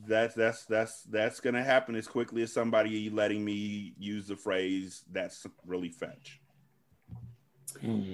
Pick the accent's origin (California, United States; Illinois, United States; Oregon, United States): California, United States; I'm from California